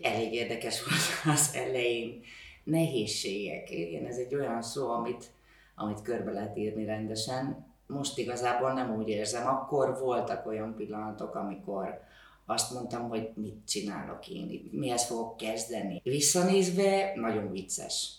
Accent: Hungary; also born or lived in Athens, Greece / Greek islands; now in Greece

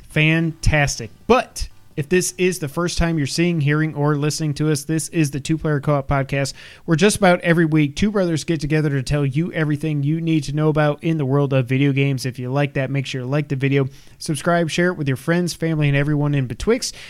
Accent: New York, United States; now in Memphis, United States; we grew up in New York

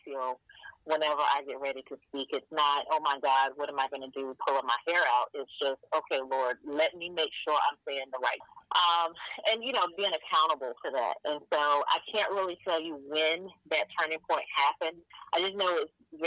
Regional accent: Fayetteville, North Carolina, United States; My parents were military. I grew up in Fayetteville, North Carolina.

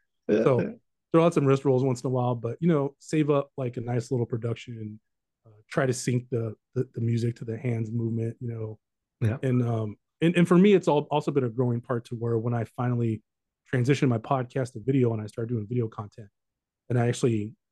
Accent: Southern California, United States; I'm from Southern California.

